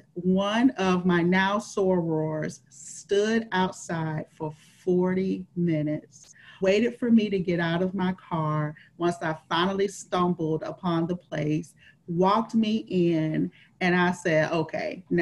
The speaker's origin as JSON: {"language": "English", "region": "Florida", "country": "United States", "tie": "born or raised there", "said": "I am from Florida. So I am one of the few people that are native to Florida. I am a Floridian."}